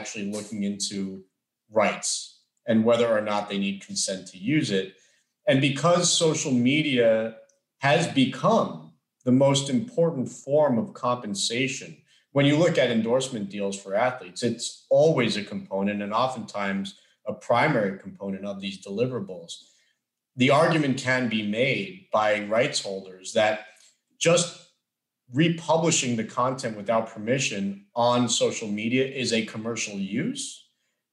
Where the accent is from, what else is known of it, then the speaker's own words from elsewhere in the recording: Florida, United States; Florida, my home state